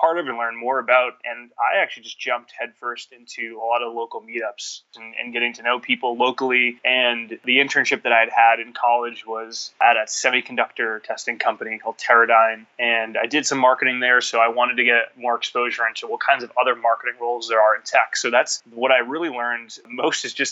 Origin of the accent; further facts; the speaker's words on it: Lowell, Massachusetts, United States; I'm from a town or a city, rather, just north of Boston called Lowell